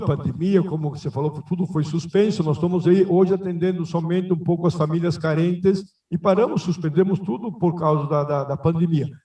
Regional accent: Rio Grande do Sul, Brazil; moved away; also born or lived in Rio Claro, São Paulo / Paranatinga, Mato Grosso; Como bom gaúcho

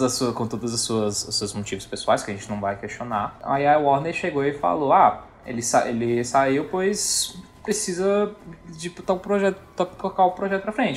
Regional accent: Northeast Region, Brazil; como bom nordestino que eu sou

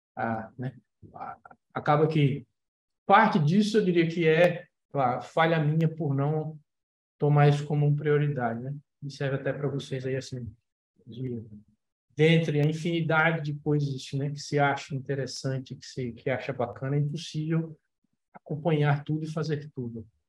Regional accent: Maceió, Alagoas, Brazil; moved away as an adult; quando comecei a estudar, quando saí de Maceió

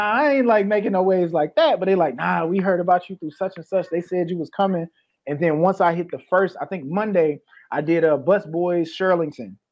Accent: Peoria, Illinois, United States; also born or lived in Maywood, Illinois; I was born in Maywood, but I grew up in Peoria

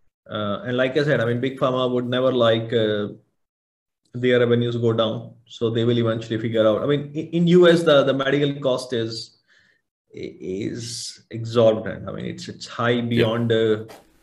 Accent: India; moved away; I came from India, and at least in my hometown

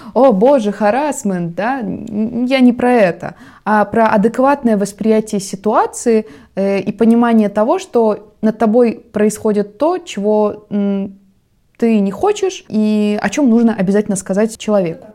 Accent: Russia; у нас на родине

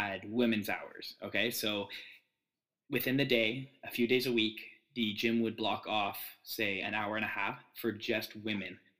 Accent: Ottawa, Ontario, Canada; now in Toronto, Canada; not originally from Toronto, I'm from Ottawa

